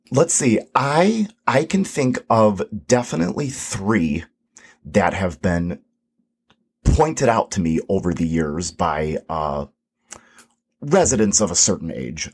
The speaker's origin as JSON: {"language": "English", "town": "Mokena", "region": "Illinois", "country": "United States", "tie": "born or raised there", "said": "Lester Sheikh built the house that I grew up in here in Mokina on Midland, Midland Avenue."}